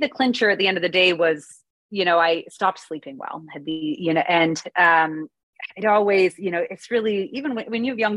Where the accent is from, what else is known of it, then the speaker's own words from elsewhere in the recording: Canada; now in United States; I'm Canadian originally, but I live in the US